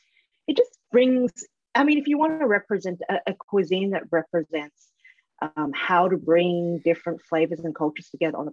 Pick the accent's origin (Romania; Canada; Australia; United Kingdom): Australia; Sydney, New South Wales; from Sydney. I'm from